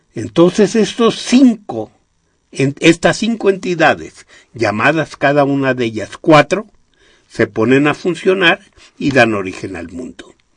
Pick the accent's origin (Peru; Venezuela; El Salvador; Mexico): Mexico; de los muchos que somos mexicanos